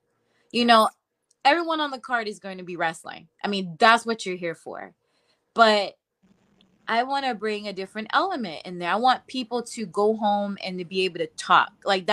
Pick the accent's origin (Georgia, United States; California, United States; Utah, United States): Georgia, United States; I'm from Georgia